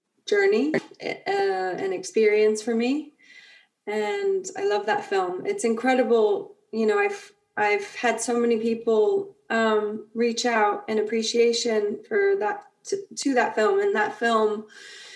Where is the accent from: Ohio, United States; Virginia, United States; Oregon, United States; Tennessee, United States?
Ohio, United States; near Akron; moved away; I grew up in Ohio, and near Akron.